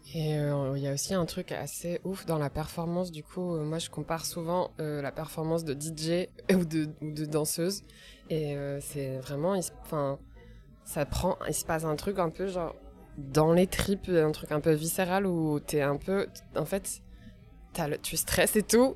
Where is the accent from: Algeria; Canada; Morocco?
Morocco; now in Brussels, Belgium; je suis marocaine